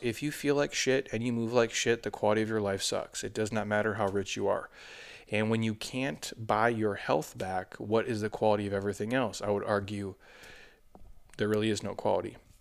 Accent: Minnesota, United States; I'm from Minnesota

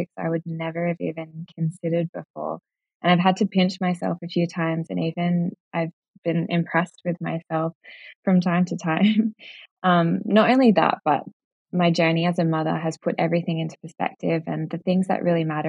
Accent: Jervis Bay, New South Wales, Australia; I grew up in Jervis Bay on the south coast of New South Wales

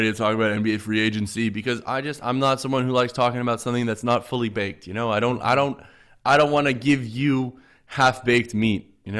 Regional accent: Canada; And I'll be like, for one, I'm Canadian.

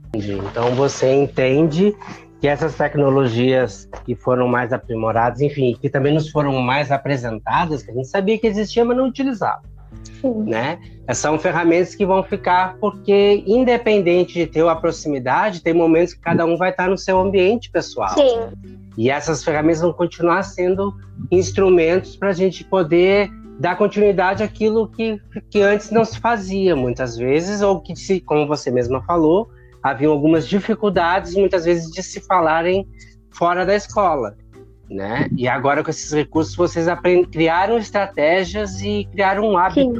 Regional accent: Porto Alegre, Rio Grande do Sul, Brazil; sou gaúcho de Porto Alegre

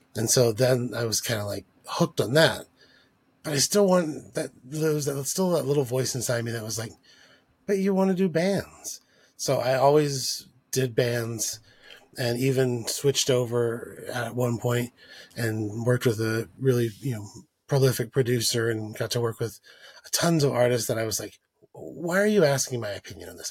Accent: El Paso, Texas, United States; growing up in El Paso

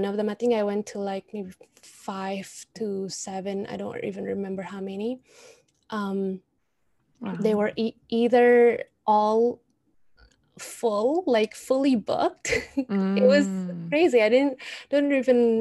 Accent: Indonesia; moved away; I'm from Indonesia

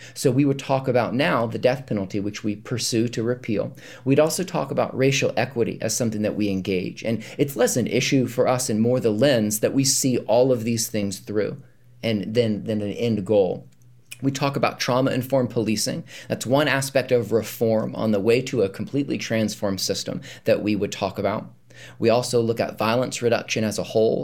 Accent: North Carolina, United States; moved away as an adult; now in Charlottesville, United States; we grew up in North Carolina

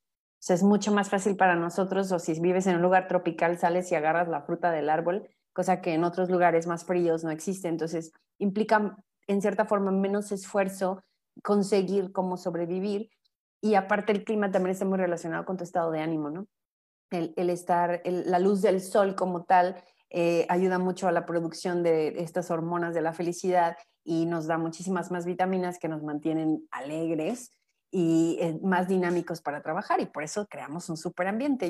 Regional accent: Mexico; somos mexicanos por una cuestión cultural bien importante

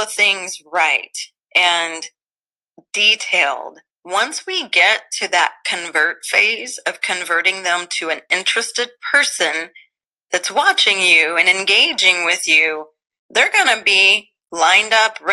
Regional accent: Southeast Missouri, United States; I grew up in Southeast Missouri

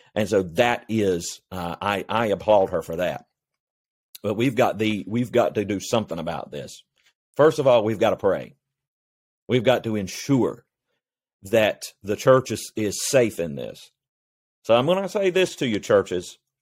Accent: North Carolina, United States; my home state of North Carolina

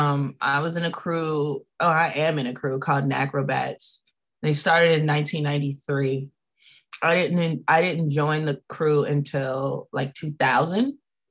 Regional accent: Chicago, Illinois, United States; I was born on the north side, like Ravenswood area, but I grew up in Englewood. So from age like 9 through 19 or so, I was in Englewood.

